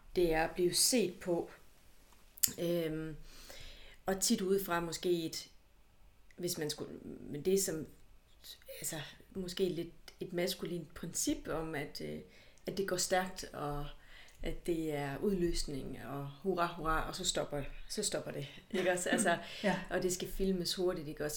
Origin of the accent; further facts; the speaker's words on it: Hjørring, North Denmark Region, Denmark; now in Aarhus, Denmark; jeg er fra Nordjylland, og fra Jøring